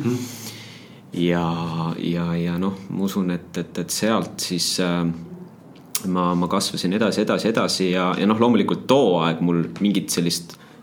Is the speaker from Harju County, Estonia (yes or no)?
yes; Tallinn, Harju County, Estonia; also born or lived in Paide, Estonia / Väätsa, Estonia; kuskil kolmandal eluaastal Tallinnasse eh, kolisime jah, vanematega ja, ja siis läksin muidugi Tallinnasse lasteaeda. ja, ja Tallinnasse läksin ka kooli.